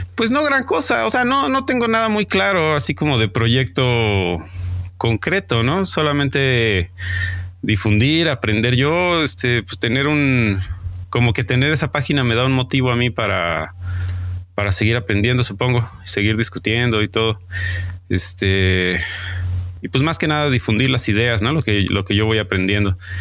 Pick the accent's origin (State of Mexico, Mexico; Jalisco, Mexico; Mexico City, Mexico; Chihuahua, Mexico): Mexico City, Mexico; de la Ciudad de México.